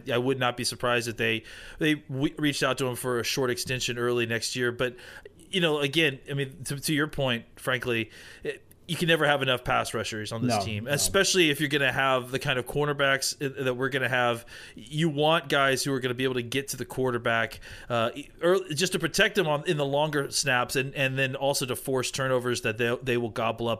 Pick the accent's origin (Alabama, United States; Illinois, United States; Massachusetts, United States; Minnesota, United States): Alabama, United States; Auburn; I'm from Auburn, I went to school at Auburn, so I've been aware of him.